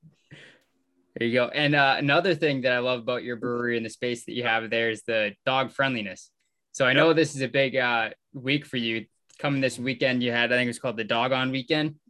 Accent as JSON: {"language": "English", "town": "Melrose", "region": "Massachusetts", "country": "United States", "moved": "yes", "lives_now": "Maine, United States", "said": "being from Boston, we're from Melrose"}